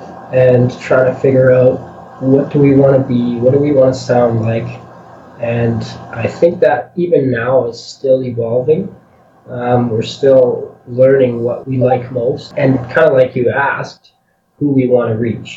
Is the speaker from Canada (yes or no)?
yes; a small town west of Edmonton, Alberta, Canada; we're from west of here in this little town